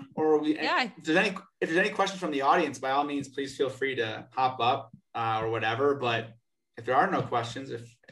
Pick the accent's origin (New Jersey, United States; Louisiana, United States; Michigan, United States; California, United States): New Jersey, United States; moved away as an adult; also born or lived in New York; now in Denver, United States; growing up in New Jersey, living in New York for as long as I did, and you know, moving out here